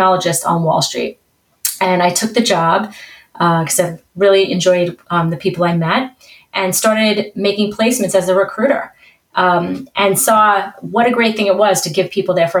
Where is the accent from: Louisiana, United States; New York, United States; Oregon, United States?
New York, United States; New York City; accent: New York; I have a nice New York accent. So I was born and bred in New York.